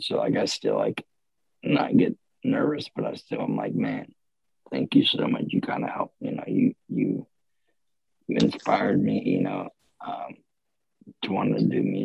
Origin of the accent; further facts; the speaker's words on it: Ocala, Florida, United States; I'm from Ocala